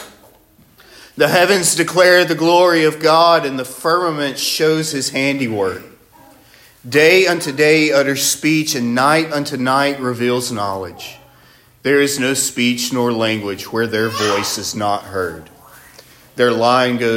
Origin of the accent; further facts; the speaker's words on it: Northwest Alabama, United States; I'm from Northwest Alabama